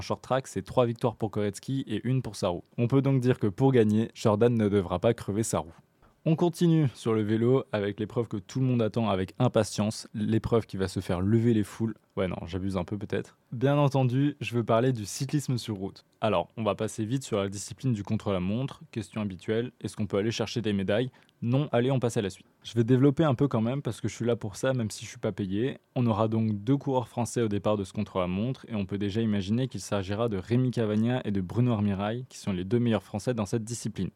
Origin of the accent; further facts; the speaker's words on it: France; en tant que Français